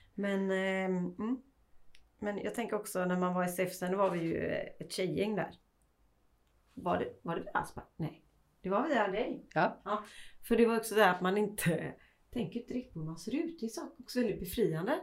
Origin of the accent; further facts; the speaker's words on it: Sweden; vi svenskar